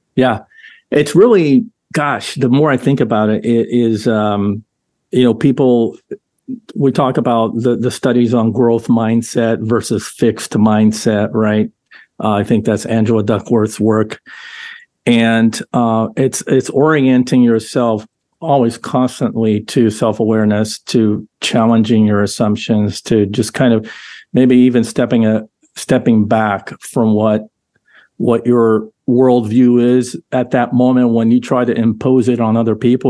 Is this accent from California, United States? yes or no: yes; Southern California, United States; I grew up in Southern California with the surfing culture